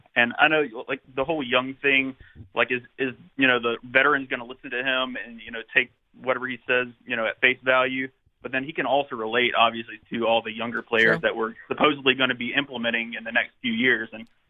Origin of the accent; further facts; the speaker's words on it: North Carolina, United States; I'm from North Carolina.